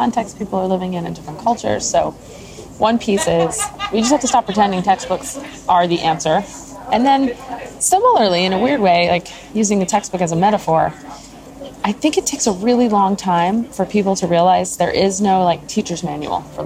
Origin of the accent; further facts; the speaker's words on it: New Jersey, United States; also born or lived in New York City; I grew up in New Jersey, where they moved, and went to school in New York City